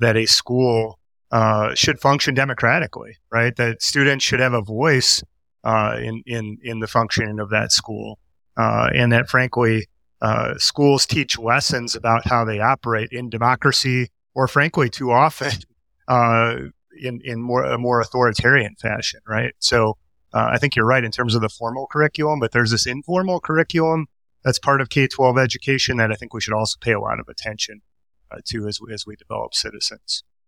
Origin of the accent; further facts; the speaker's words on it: Milwaukee, Wisconsin, United States; I grew up in Milwaukee